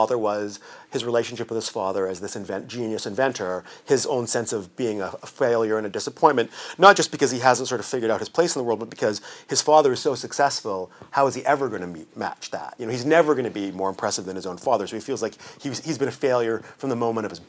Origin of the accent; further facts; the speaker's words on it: Vancouver, British Columbia, Canada; I'm from Vancouver. I grew up in Vancouver